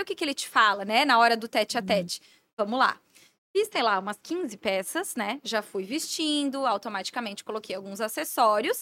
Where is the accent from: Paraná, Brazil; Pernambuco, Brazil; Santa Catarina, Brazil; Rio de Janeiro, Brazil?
Santa Catarina, Brazil; Blumenau; Sou de Blumenau